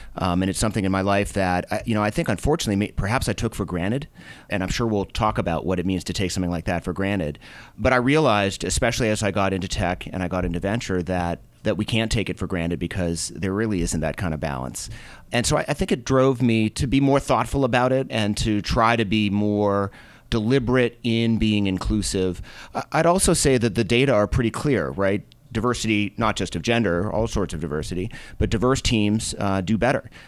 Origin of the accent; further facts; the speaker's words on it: Boston, Massachusetts, United States; moved away as an adult; also born or lived in Minnesota / New York; now in Colorado, United States; I grew up in Boston.